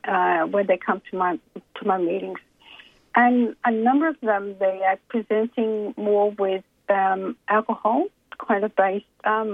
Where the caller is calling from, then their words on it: Brisbane, Queensland, Australia; I'm calling actually from Brisbane.